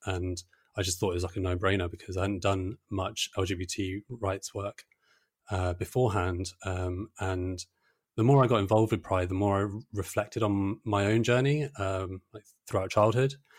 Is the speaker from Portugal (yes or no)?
no; Brighton, South East England, United Kingdom; I grew up in Brighton